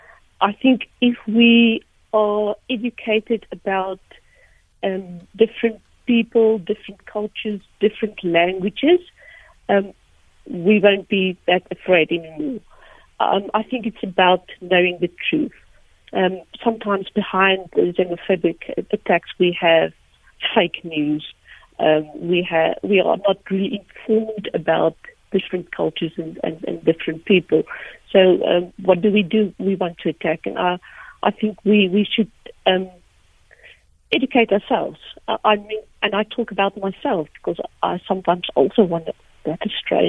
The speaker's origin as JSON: {"language": "English", "town": "Sasolburg", "region": "Free State", "country": "South Africa", "tie": "born or raised there", "first_language": "Afrikaans", "second_language": "English", "said": "I grew up in the Free State, in Sasseburg, but not in the farm."}